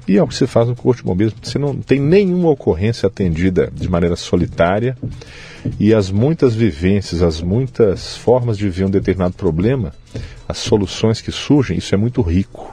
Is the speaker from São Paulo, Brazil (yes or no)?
no; Belo Horizonte, Minas Gerais, Brazil; moved away as an adult; now in Uberaba, Brazil; Eu nasci em Belo Horizonte, Minas Gerais, capital. Sou filho do orgulhoso é, terceiro filho do seu Antônio e Dona Zica, é. lá na periferia de Belo Horizonte, e desde sempre escolas públicas.